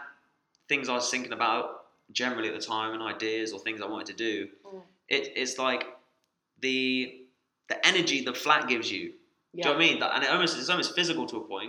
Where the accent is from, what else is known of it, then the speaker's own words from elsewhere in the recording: Somerset, South West England, United Kingdom; moved away; at the beginning of lockdown I went to Somerset